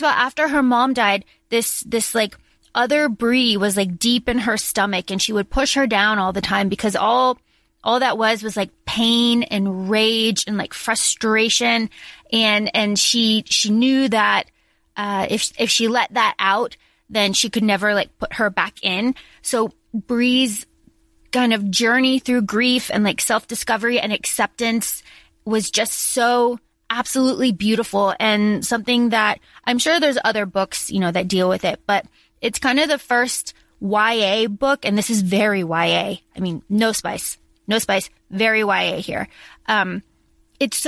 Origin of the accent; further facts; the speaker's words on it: the South, United States; We grew up in the South